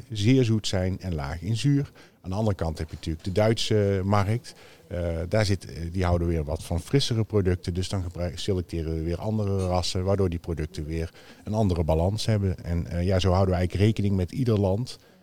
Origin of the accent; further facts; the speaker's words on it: Netherlands; wij als Nederlanders